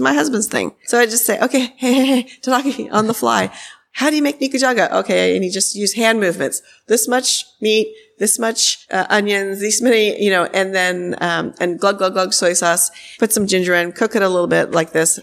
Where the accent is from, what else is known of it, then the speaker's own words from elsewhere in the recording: Atherton, California, United States; moved away; I grew up in Atherton